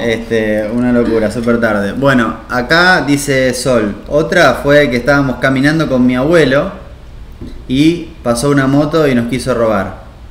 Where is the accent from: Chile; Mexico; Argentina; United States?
Argentina; Buenos Aires; nuestro país, por lo menos, o nuestro, donde nosotros nos criamos, eh, en Buenos Aires